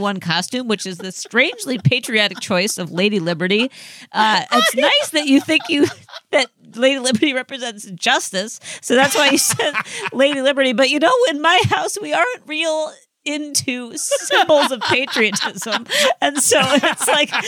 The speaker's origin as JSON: {"language": "English", "region": "Midwest", "country": "United States", "tie": "born or raised there", "moved": "yes", "lives_now": "New York, United States", "said": "I grew up in the Midwest"}